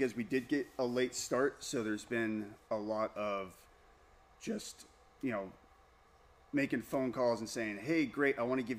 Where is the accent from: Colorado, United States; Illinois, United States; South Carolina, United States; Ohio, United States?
Colorado, United States; moved away; also born or lived in Bellevue, Washington; Well, originally way back when, Colorado. But I got my start making wine in Washington State.